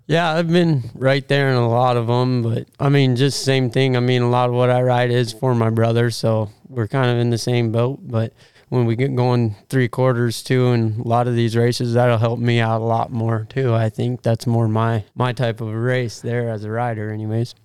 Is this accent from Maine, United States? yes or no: no; Aberdeen, South Dakota, United States; moved away; went to Aberdeen, my hometown